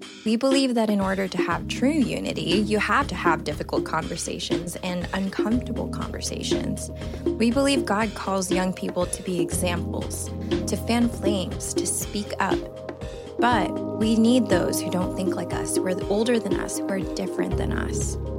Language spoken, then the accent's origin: English; Philippines; Like I knew Rachel from growing up in the Philippines when we were like literally babies and our parents were in the ministry there.